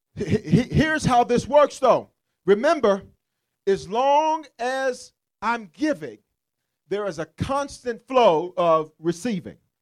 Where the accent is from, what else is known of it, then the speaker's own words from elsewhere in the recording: Memphis, Tennessee, United States; I'm from South Memphis.